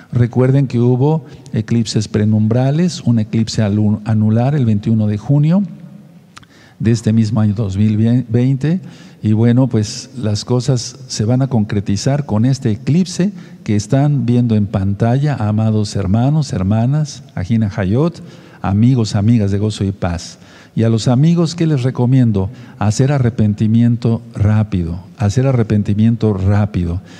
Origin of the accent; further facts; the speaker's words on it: Tehuacán, Puebla, Mexico; de Tehuacán, Puebla, México